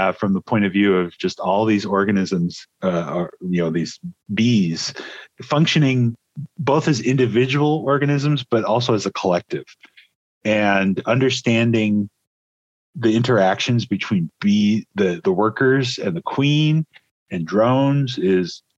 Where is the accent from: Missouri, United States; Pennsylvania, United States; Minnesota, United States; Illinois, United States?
Illinois, United States; moved away as an adult; now in Corvallis, Oregon, United States; I'm originally from Illinois